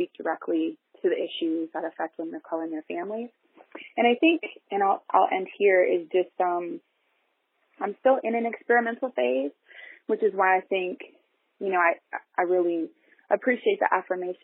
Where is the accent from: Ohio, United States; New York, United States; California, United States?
Ohio, United States; Columbus; We grew up in a really working poor community in Columbus